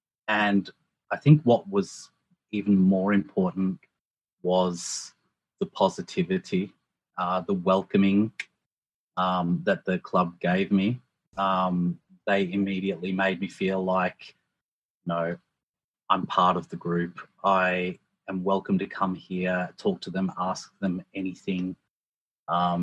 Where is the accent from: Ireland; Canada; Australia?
Australia; moved away as an adult; now in Japan; I'm from Australia